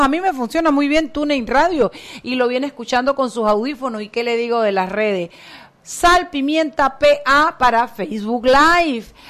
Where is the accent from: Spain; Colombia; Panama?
Panama; como panameños